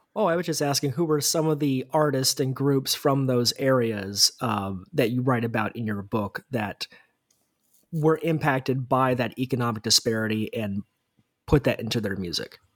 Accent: United States; an American

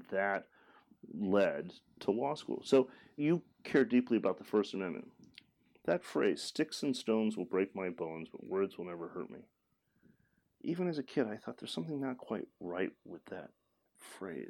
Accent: Detroit, Michigan, United States; In Detroit. I'm from the Motor City. I'm from the heartland

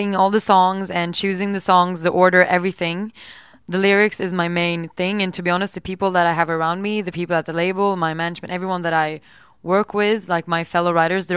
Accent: Sweden; English is a second language; moved away; I'm from Sweden.

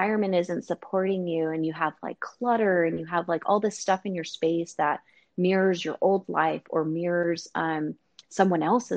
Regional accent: San Diego, California, United States; in California, where I'm originally from San Diego

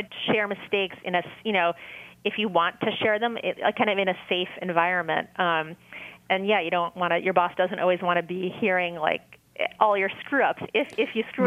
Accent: New York, United States; now in Massachusetts, United States; I grew up in New York

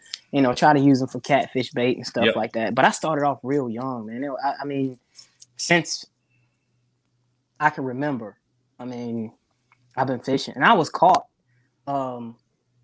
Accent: South Carolina, United States; moved away as an adult; now in Gulfport, United States; I'm from South Carolina originally, born and raised

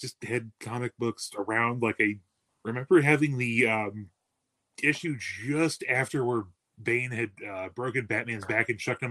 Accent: Toledo, Ohio, United States; also born or lived in Bucyrus, Ohio; I was born in Toledo, moved out to the middle of nowhere when I was 13.

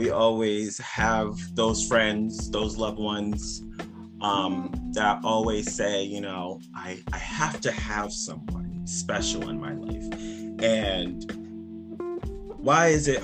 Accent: Providence, Rhode Island, United States; now in Cranston, United States; born and raised in Providence, Rhode Island, but now in Cranston, Rhode Island

